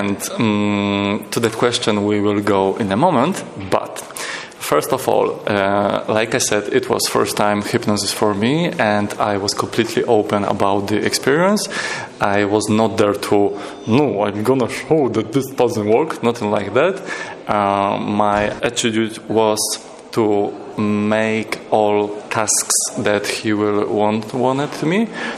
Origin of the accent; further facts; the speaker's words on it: Wrocław, Lower Silesian Voivodeship, Poland; I'm from Wrocław, Poland.